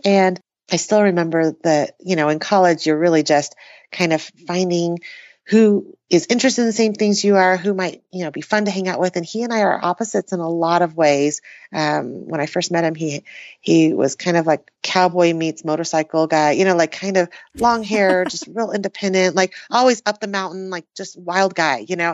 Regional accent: New Mexico, United States; also born or lived in Taiwan; I was born in Taiwan and moved to the U S when I was three. And as an immigrant family, we learned English and, uh, found our way to New Mexico

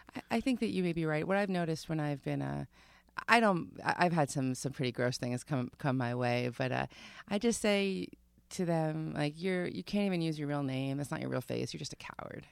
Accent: Long Island, New York, United States; I grew up on Long Island

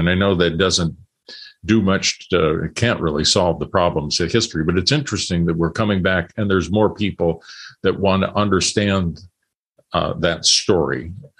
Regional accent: Corn Belt, Midwest, United States; now in California, United States; when I grew up in the Midwest in the Corn Belt area

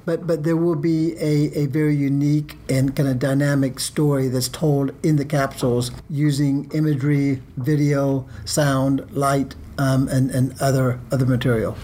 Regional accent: Dallas, Texas, United States; moved away; I grew up here in Dallas

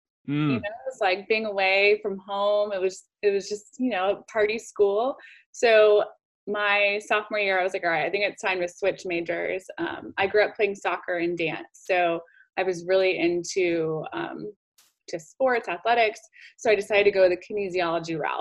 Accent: Decatur, Georgia, United States; also born or lived in Arizona; I grew up in Decatur.

